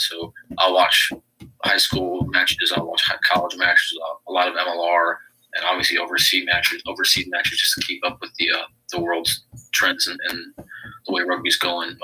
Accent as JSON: {"language": "English", "town": "St. Louis", "region": "Missouri", "country": "United States", "tie": "born or raised there", "said": "born in St. Louis, Missouri, and I currently still live here as well."}